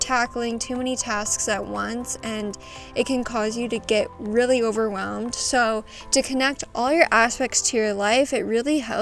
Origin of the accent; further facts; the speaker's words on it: Midwest, United States; I know I say pop. I'm from the Midwest